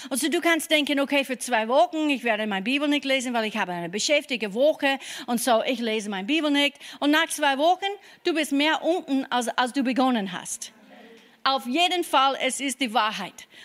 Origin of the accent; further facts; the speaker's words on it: Kentucky, United States; German is a second language; now in Germany; ich komme aus Kentucky und ich habe nicht viel an mich selber geglaubt, ja.